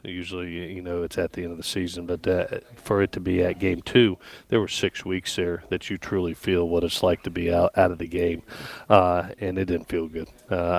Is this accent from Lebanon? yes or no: no; Gainesville, Florida, United States; also born or lived in Southeast United States; growing up in the Southeast, my dad's a 50-year NFL and college coach. I was born in Gainesville, Florida.